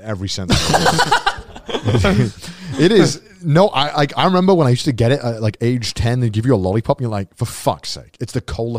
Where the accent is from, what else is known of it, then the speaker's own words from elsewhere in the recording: United Kingdom; I'm too British.